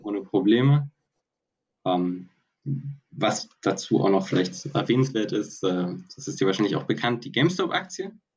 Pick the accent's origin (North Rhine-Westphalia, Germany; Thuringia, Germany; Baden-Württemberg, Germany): Baden-Württemberg, Germany; Heidelberg; moved away as an adult; now in Stuttgart, Germany; ich bin ursprünglich aus Heidelberg